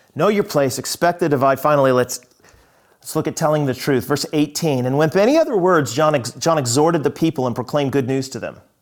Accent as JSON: {"language": "English", "country": "United States", "said": "I'm an American"}